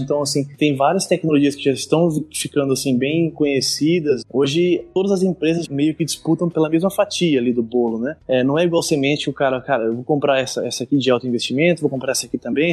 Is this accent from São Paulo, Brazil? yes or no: yes; São Manuel, São Paulo, Brazil; moved away as an adult; also born or lived in Ilha Solteira / Passo Fundo / Lucas do Rio Verde / Tangará da Serra; sou natural de São Manuel